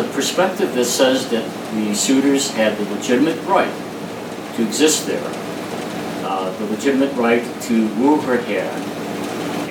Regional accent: Chicago, Illinois, United States; being born and raised in Chicago, many of our family's good friends were Greeks.

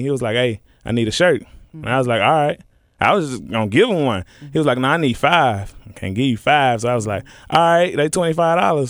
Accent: Memphis, Tennessee, United States; I'm from Memphis

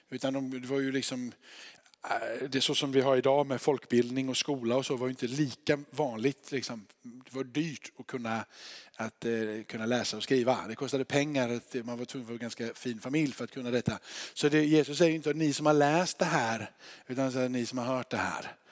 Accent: Örkelljunga, Skåne, Sweden; Och jag är från Örkelljunga.

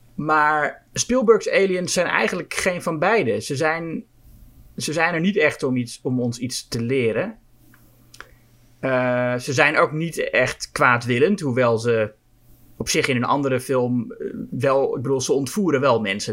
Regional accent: Netherlands; als Nederlander

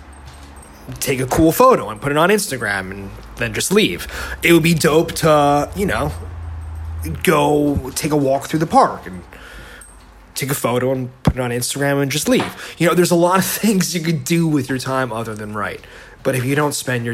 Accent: Bergen County, New Jersey, United States; moved away as an adult; now in California, United States; I grew up in Bergen County, New Jersey

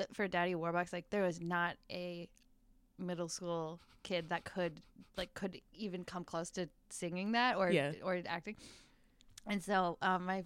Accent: northern Wisconsin, United States; I'm from like all the way at the top of Wisconsin

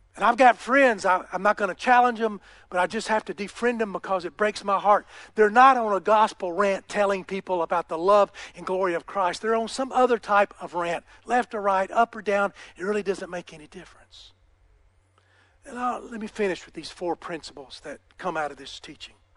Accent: United States; I'm an American

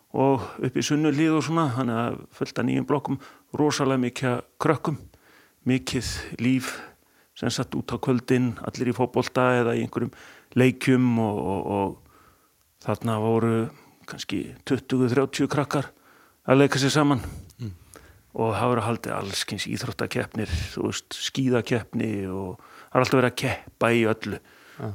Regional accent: Akureyri, Northeastern Region, Iceland; ég er fættur og uppalinn hérna á Akureyri

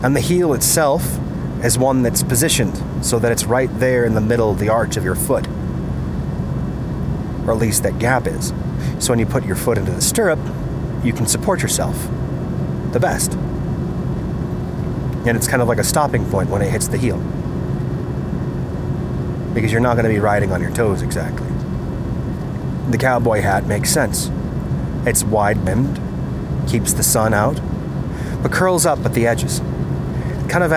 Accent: Colorado, United States; Colorado, my home state

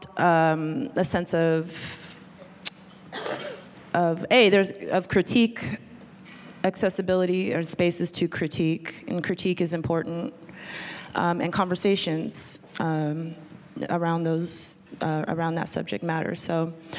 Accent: Anchorage, Alaska, United States; I'm from Anchorage, Alaska

